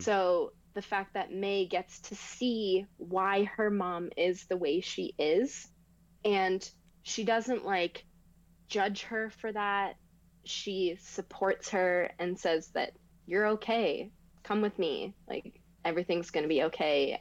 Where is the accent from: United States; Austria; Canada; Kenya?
Canada; I didn't grow up in Toronto, but I grew up in Canada